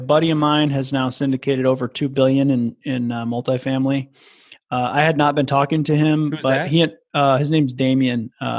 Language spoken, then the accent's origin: English; Midwest, United States; with a buddy of mine named Brett, who I grew up with and in the Midwest.